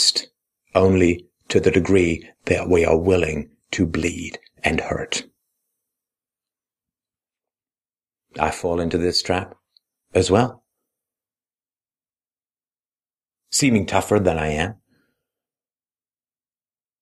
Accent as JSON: {"language": "English", "country": "United Kingdom", "said": "I was proud of being British."}